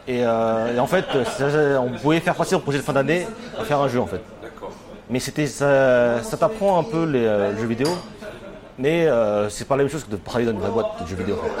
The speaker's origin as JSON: {"language": "French", "area": "Seine-et-Marne", "region": "Île-de-France", "country": "France", "also_born_or_lived": "Tokyo", "moved": "as an adult", "lives_now": "Japan", "said": "je suis français, de, euh, de, l'Île-de-France, je suis de Seine-et-Marne"}